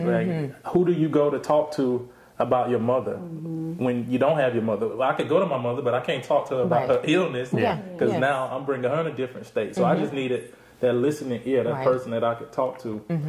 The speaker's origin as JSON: {"language": "English", "region": "South Georgia", "country": "United States", "tie": "born or raised there", "said": "I grew up in South Georgia."}